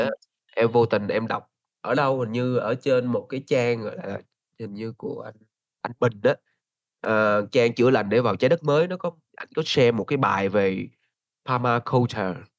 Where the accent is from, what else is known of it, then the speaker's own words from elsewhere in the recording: Ho Chi Minh City, Vietnam; moved away as an adult; now in Da Lat, Vietnam; mình là người Đà Lạt đến từ Sài Gòn